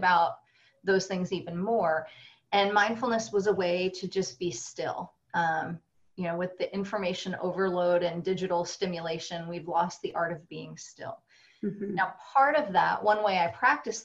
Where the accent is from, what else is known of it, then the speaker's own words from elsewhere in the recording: New Jersey, United States; as a Jew growing up in New Jersey